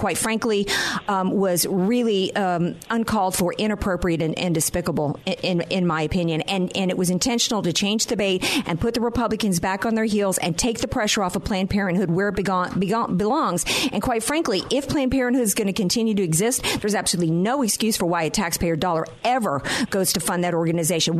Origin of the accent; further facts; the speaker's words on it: Louisiana, United States; now in California, United States; my home state of Louisiana